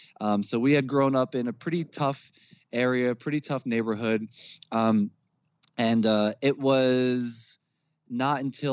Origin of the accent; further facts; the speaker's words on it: Jersey City, New Jersey, United States; we grew up in Jersey City. It was quite the hood.